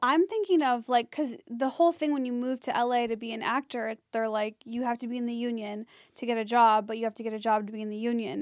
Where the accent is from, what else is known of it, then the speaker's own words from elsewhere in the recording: Skokie, Illinois, United States; moved away; in my hometown that's, like, Skokie